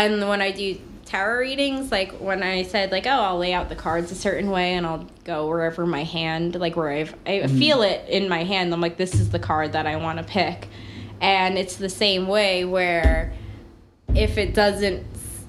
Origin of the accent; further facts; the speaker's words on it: Packanack Lake, New Jersey, United States; I grew up in Packinac Lake